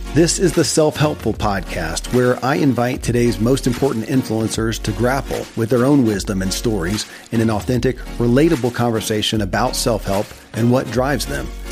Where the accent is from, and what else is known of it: Kentucky, United States; born or raised there